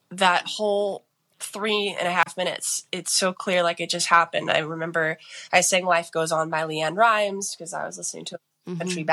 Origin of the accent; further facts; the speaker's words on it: San Diego, California, United States; now in Nashville, United States; I am from San Diego, California, and I live in Nashville, Tennessee